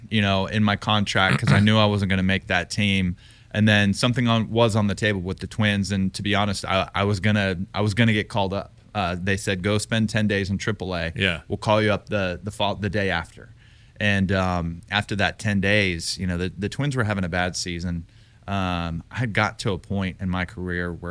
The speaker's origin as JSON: {"language": "English", "region": "Texas", "country": "United States", "said": "they knew that I was from Texas."}